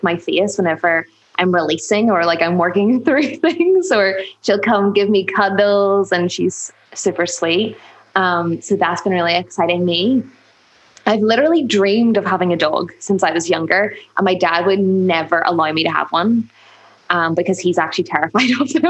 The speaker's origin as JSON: {"language": "English", "town": "Belfast", "region": "Northern Ireland", "country": "United Kingdom", "tie": "born or raised there", "accent": "Northern Irish", "said": "I was born in Belfast, really close to the city. Actually, I've been a city woman all my life"}